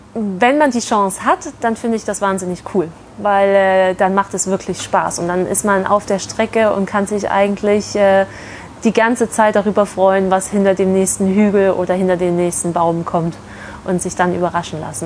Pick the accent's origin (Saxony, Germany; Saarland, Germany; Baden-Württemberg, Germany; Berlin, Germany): Saxony, Germany; Leipzig; also born or lived in Nuremberg; now in Bochum, Germany; ich komme ursprünglich aus Leipzig bin dann über Nürnberg hier ins wunderschöne Bochum gekommen